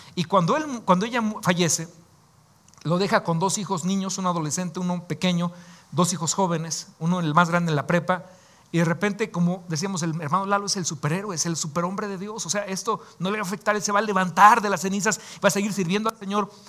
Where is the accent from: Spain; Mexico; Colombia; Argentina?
Mexico; como decimos acá en México